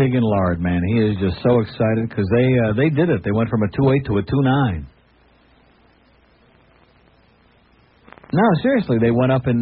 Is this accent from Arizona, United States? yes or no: no; Rochester, New York, United States; moved away; I'm from Rochester.